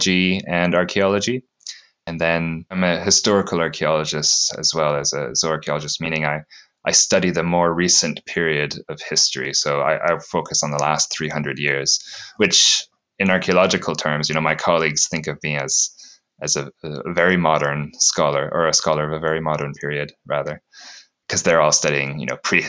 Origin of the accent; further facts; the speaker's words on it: Sudbury, Ontario, Canada; moved away as an adult; also born or lived in Newfoundland / British Columbia / Leicester, United Kingdom; now in Newcastle, United Kingdom; I'm originally from Sudbury, Ontario, in Canada. Grew up there